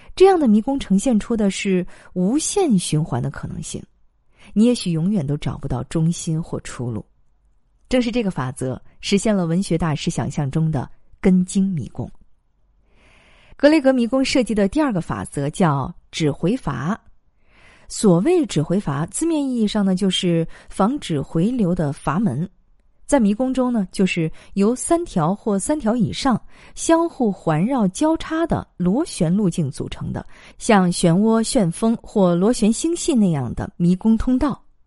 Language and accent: Chinese; China; 我们中国人过春节